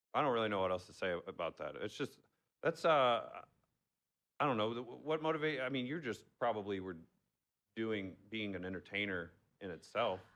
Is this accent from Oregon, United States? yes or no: no; Arnold, Missouri, United States; I still live in my hometown of Arnold. Oh, Missouri